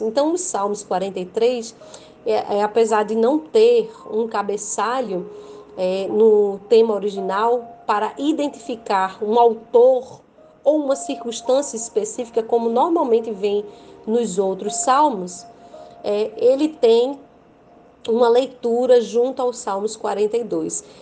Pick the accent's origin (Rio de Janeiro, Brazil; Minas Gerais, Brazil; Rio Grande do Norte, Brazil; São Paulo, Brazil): Rio Grande do Norte, Brazil; sou do Rio Grande do Norte, Brasil